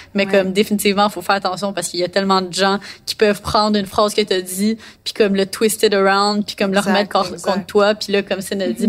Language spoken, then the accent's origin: French; Montreal, Quebec, Canada; j'ai fait toutes mes études à Montréal, puis là j'habite à Montréal.